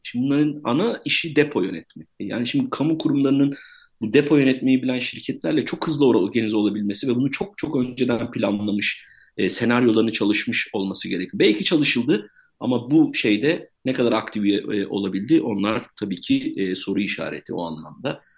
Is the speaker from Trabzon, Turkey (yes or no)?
no; Kahramanmaraş, Turkey; ben kendim de Maraşlıyım